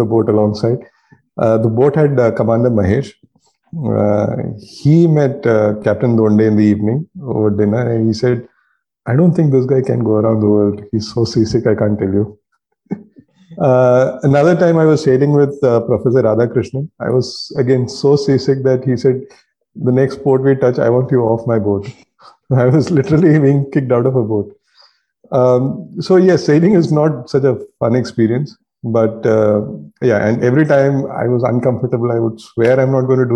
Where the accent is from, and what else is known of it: India